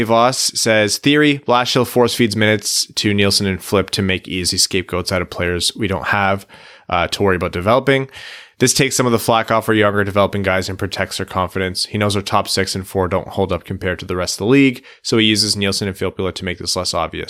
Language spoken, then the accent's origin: English; South East England, United Kingdom; born there; I was born near Brighton, so they're my default.